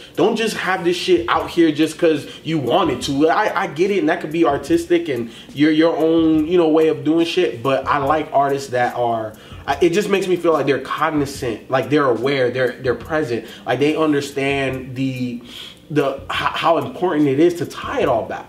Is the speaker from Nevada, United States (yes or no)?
no; Chicago, Illinois, United States; I was born in Chicago